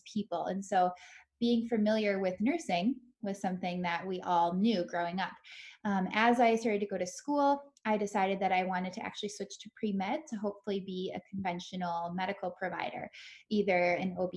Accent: Minnesota, United States; moved away; I grew up in Minnesota, so now I'm back here

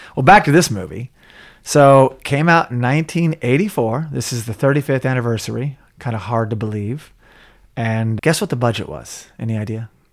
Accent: Tulsa, Oklahoma, United States; my hometown, Tulsa, Oklahoma.

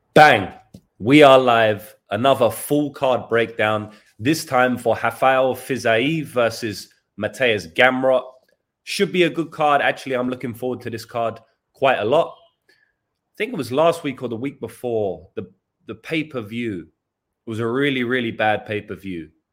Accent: England, United Kingdom; now in New Zealand; I'm English

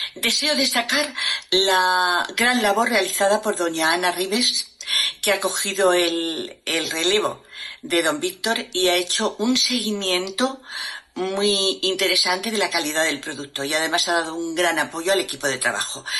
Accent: Spain; yo soy profesora del Ministerio de Educación en mi país

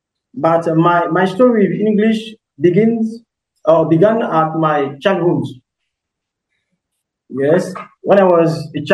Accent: Côte d’Ivoire; English is a second language; I'm from Côte d'Ivoire

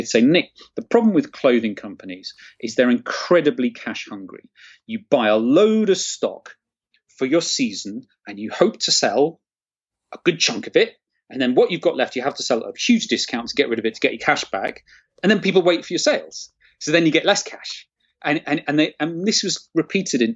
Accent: Nottingham, East Midlands, United Kingdom; I grew up in Nottingham, or near Nottingham.

